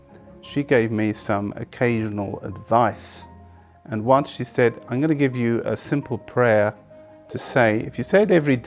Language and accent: English; England, United Kingdom; I was born in England to Catholic parents.